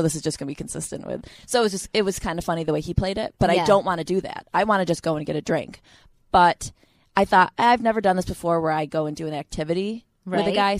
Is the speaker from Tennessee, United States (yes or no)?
yes; Tennessee, United States; I grew up in Tennessee.